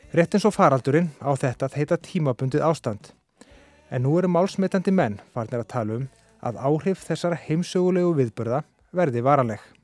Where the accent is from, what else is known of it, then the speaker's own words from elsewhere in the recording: Iceland; við Íslendingar